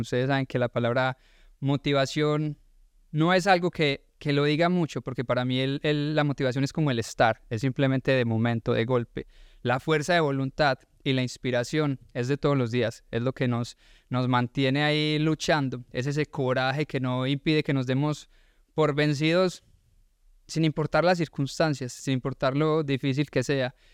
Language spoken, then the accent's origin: Spanish; Colombia; now in Georgia, United States